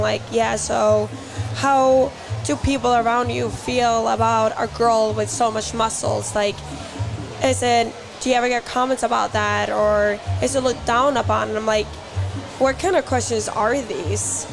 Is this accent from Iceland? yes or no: yes; Iceland